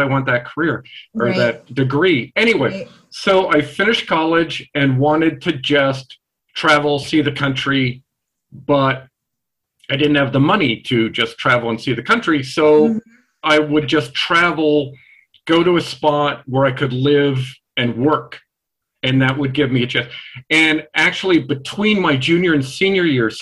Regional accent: Ohio, United States; moved away as an adult; I was born and raised in Ohio

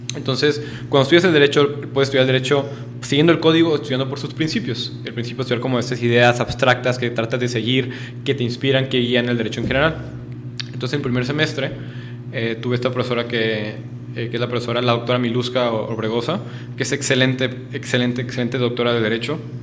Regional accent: northern Mexico, Mexico; moved away as an adult; now in Puebla, Mexico; vengo del norte de México

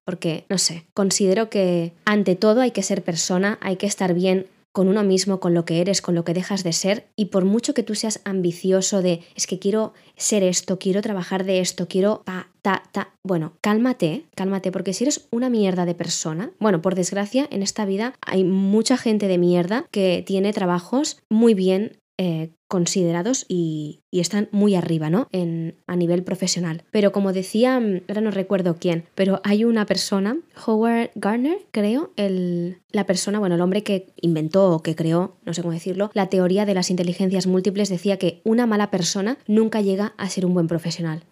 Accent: Spain; also born or lived in London; hablo de ser español porque es lo que soy yo

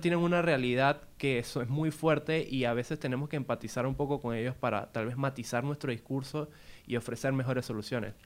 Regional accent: Venezuela; yo de donde vengo, que, eh, es Venezuela

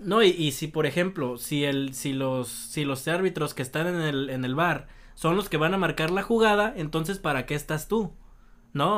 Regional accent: Mexico; nosotros como mexicanos

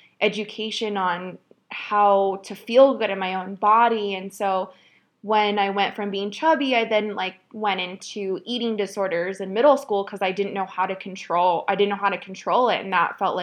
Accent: Phoenix, Arizona, United States; moved away as an adult; now in Oregon, United States; I grew up in Phoenix, Arizona. I lived there for almost 29 years. That's where I was born and raised

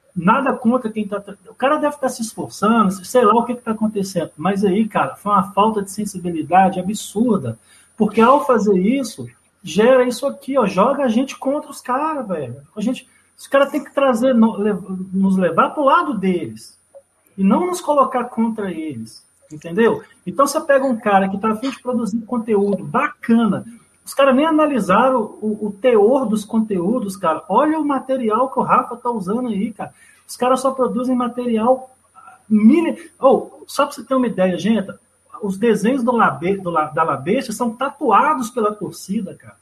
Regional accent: Brazil; sou brasileiro

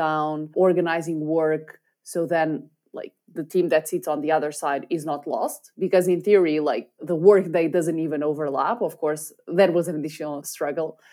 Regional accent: Portugal; we happened to be Portuguese

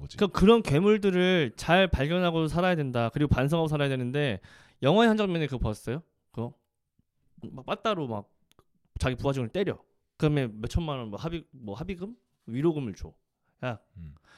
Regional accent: South Korea; 대한민국 사람이잖아요

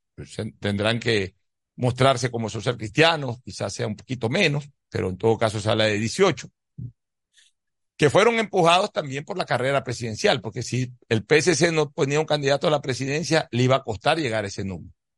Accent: Ecuador

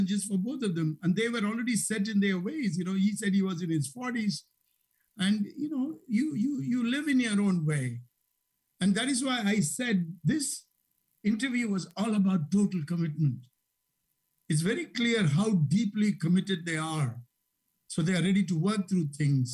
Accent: India; now in Chicago, United States; growing up in India

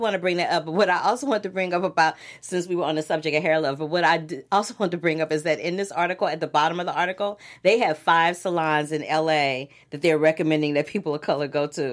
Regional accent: Missouri, United States; I'm not a Missouri boy, but I'm from Missouri

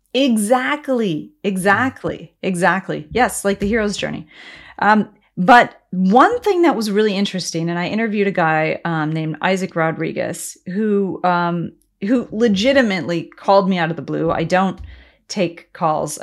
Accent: United States

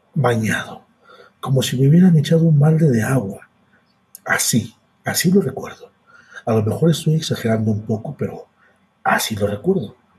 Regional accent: Mexico; yo soy de México, yo radico en México. Y yo nací en una parte de México a donde hace mucho calor.

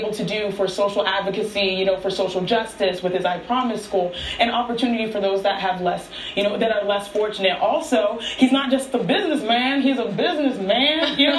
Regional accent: Nigeria; You know, we're Nigerian. We got to stick together

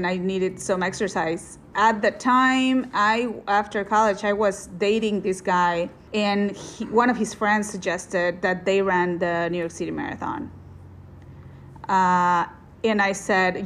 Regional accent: Monterrey, Nuevo León, Mexico; moved away as an adult; now in Wisconsin, United States; I was born and raised in Monterrey, Mexico, which is northeast Mexico

